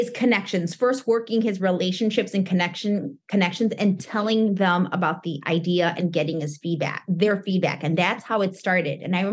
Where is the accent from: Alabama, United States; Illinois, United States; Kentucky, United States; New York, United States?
Illinois, United States; Chicago; It started, I'm originally from Chicago, and it started at a title company back in 2001.